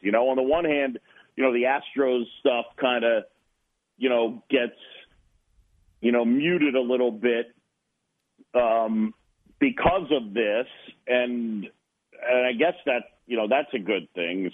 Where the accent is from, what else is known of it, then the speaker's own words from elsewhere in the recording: New York City, New York, United States; also born or lived in Philadelphia, Pennsylvania / Boston; I moved to New York when I was a, a youngster at seven